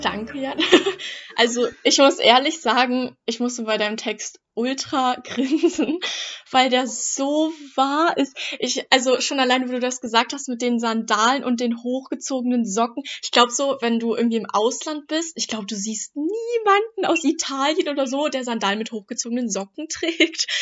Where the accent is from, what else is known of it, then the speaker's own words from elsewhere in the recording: Germany; ich bin ja auch Deutsche